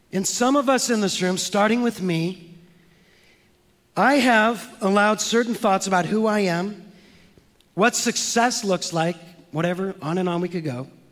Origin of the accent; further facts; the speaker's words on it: San Francisco, California, United States; I'm from San Francisco